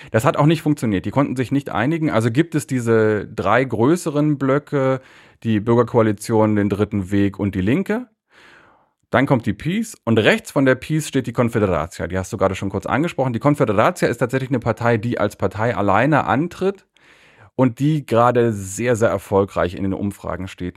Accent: Berlin, Germany; moved away as an adult; now in Warsaw, Poland; Ich bin in Berlin aufgewachsen

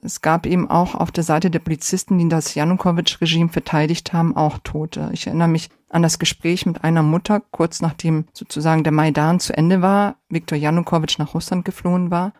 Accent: Germany; also born or lived in Poland; Ich bin gebürtig aus Polen und im Alter von acht Jahren äh, sind meine Familie und ich nach Deutschland emigriert

